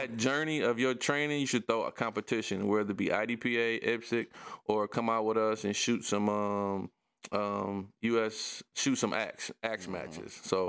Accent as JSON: {"language": "English", "town": "Detroit", "region": "Michigan", "country": "United States", "tie": "born or raised there", "said": "I grew up on the Southwest Detroit, man. Everybody on the block knew you."}